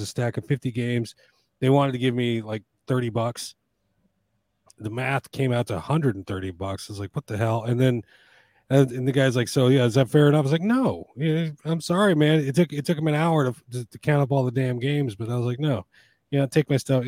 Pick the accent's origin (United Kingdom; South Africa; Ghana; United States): United States; I'm an American